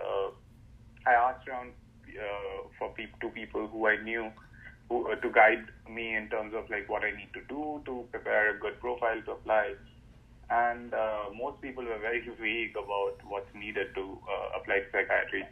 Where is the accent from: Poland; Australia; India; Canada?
India; moved away as an adult; now in United States; back in India